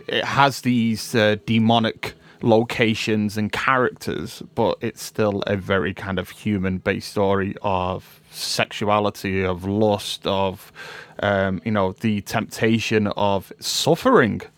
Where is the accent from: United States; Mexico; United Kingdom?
United Kingdom; we as a British people